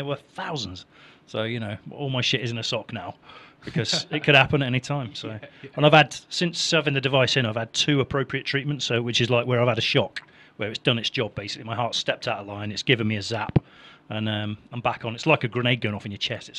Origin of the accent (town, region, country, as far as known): Nottingham, East Midlands, United Kingdom